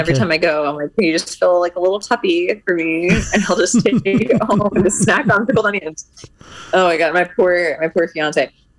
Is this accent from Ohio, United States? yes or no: no; Connecticut, United States; moved away as an adult; also born or lived in Indiana; now in Arizona, United States; I grew up in Connecticut. So I went to New York a lot, didn't grow up there though.